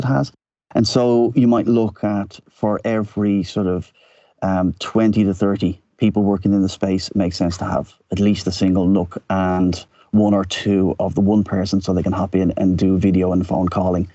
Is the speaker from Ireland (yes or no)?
yes; Dublin, Leinster, Ireland; moved away as an adult; now in Amsterdam, Netherlands; born and bred in Dublin, left Ireland in 1993